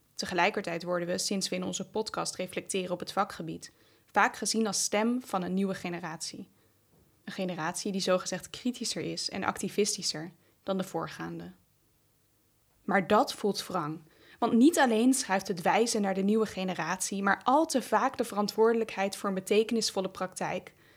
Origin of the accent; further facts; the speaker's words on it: Wageningen, Gelderland, Netherlands; in Wageningen, de stad waar ik opgroeide